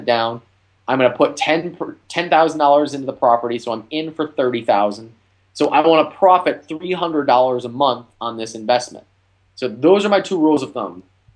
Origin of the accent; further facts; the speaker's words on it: Ohio, United States; now in Texas, United States; I live in Texas, but I'm from Ohio and I invest in Ohio